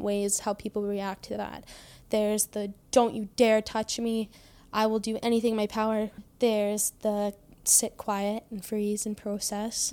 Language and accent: English; Trail, British Columbia, Canada; I was born in Trail, B C. I grew up on a farm.